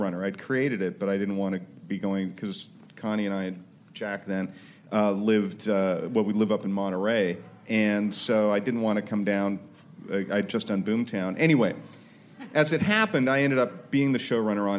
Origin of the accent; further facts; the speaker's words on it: Canada; moved away; also born or lived in New York; I am Canadian by birth